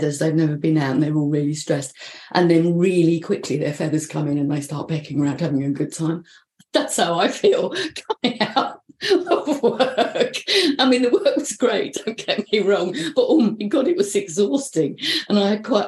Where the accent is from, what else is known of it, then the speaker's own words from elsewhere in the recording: London, United Kingdom; now in North East England, United Kingdom; the Northeast, which is where I live, but not where I come from. And no, I haven't lost my accent, so I come from London.